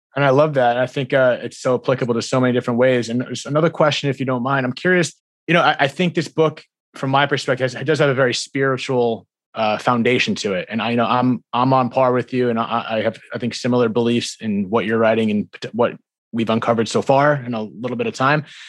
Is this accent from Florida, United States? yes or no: no; New Jersey, United States; I'm from, I'm from Jersey and East Coast